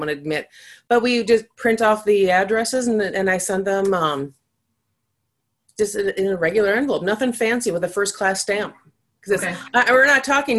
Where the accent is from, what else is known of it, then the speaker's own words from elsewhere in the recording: Minnesota, United States; I'm Minnesotan